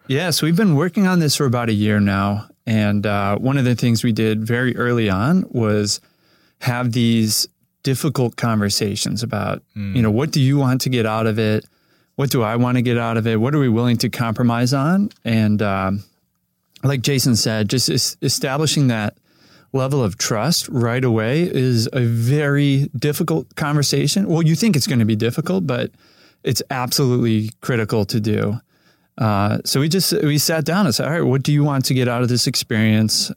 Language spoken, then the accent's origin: English; Cleveland, Ohio, United States; now in Los Angeles, United States; I grew up in Cleveland, Ohio